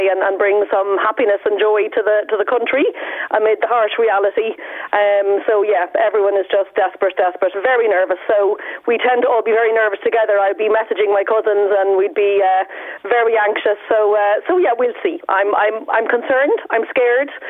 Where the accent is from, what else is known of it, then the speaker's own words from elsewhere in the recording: Argentina; I, I'm an Irish Argentinian. You'd never guess from my name, but that's that's that's me indeed.